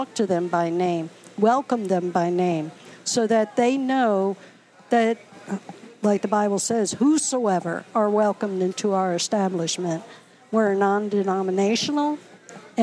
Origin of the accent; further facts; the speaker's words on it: Norfolk, Virginia, United States; moved away as an adult; now in Baltimore, United States; I'm from Norfolk, Virginia